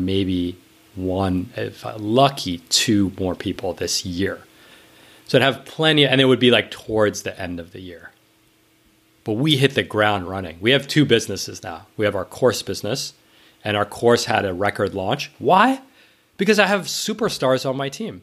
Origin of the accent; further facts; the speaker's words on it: New York, United States; I grew up in New York, it was lower middle class